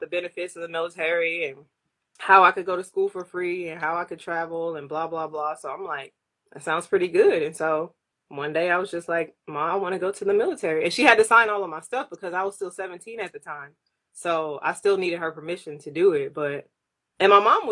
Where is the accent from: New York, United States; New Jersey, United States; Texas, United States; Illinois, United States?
Texas, United States; Houston; moved away as an adult; also born or lived in Japan; now in San Diego, United States; I am originally from Houston, Texas. That is where I grew up. That's where I spent 18 years of my life